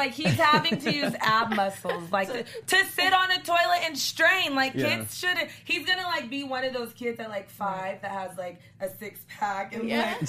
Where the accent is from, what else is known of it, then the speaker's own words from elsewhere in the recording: California, United States; I am your favorite host from California.